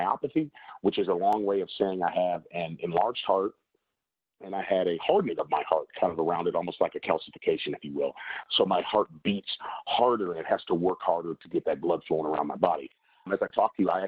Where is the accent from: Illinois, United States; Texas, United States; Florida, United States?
Illinois, United States; Chicago; now in Oklahoma, United States; I am originally born and raised in Chicago, Illinois